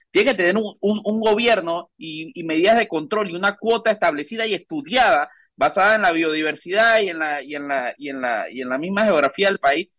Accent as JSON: {"language": "Spanish", "country": "Panama", "said": "nosotros como panameños"}